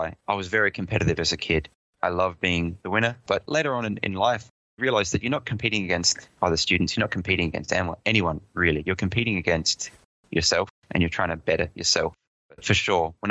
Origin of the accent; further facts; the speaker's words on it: Adelaide, South Australia, Australia; accent: Pommy; moved away as an adult; also born or lived in London, United Kingdom; I grew up in Adelaide most of my life